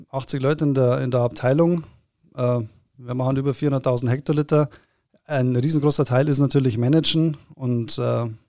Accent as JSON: {"language": "German", "town": "Erding", "region": "Bavaria", "country": "Germany", "said": "ich bin aus Erding, da gibt es ja auch eine Brauerei"}